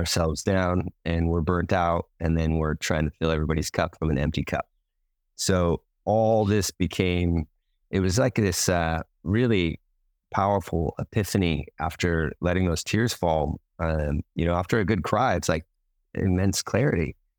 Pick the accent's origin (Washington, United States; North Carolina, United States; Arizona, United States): Washington, United States; now in Hawaii, United States; I grew up in Washington State